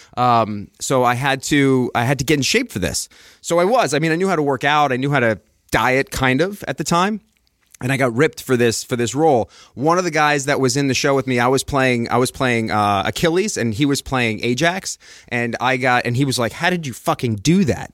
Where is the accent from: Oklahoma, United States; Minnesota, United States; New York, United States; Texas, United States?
New York, United States; Long Island; moved away as an adult; also born or lived in Queens; now in Los Angeles, United States; I'm born and raised Long Island